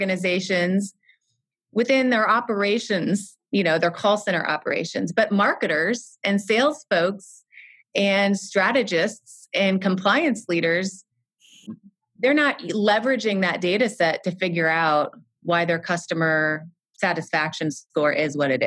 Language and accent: English; Midwest, United States; I am from the Midwest in the U.S.